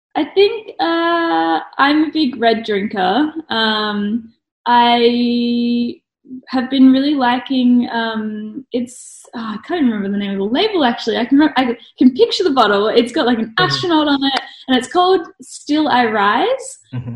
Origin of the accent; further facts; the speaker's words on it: Brisbane, Queensland, Australia; also born or lived in Melbourne; now in Adelaide, Australia; I was born in Melbourne, grew up in Brisbane